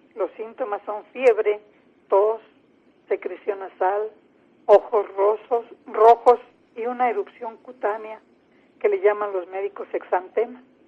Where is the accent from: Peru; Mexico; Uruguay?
Mexico; also born or lived in San Luis Potosí, Mexico; En mi país, cerca del 90% de quienes tenemos esta profesión somos mujeres.